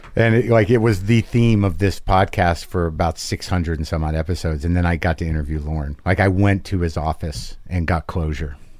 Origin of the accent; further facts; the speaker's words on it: New Mexico, United States; accent: Jersey; moved away; I grew up in New Mexico.